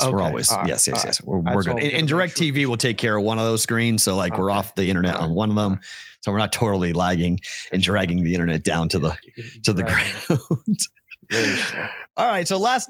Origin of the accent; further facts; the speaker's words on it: Boston, Massachusetts, United States; moved away as an adult; also born or lived in the South / the Midwest; But see, in Boston, we know. In Boston, you do that, you get punched.